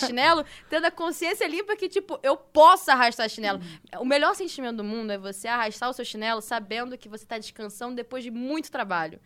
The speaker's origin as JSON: {"language": "Portuguese", "region": "Rio de Janeiro", "country": "Brazil", "moved": "yes", "lives_now": "São Paulo, Brazil"}